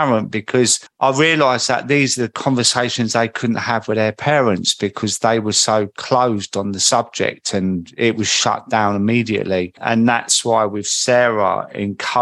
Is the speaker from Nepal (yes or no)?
no; Croydon, London, United Kingdom; accent: market boy from Croydon; I think my accent is quite recognisable. Like a market boy from Croydon.